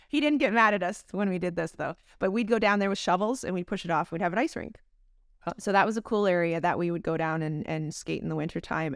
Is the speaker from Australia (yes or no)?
no; London, Ontario, Canada; moved away; I grew up in London, Ontario, Canada.